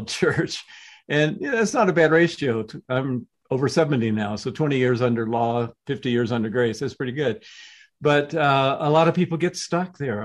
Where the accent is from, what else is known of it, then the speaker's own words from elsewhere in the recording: the South, United States; I was growing up in the South, right as the civil rights movement was underway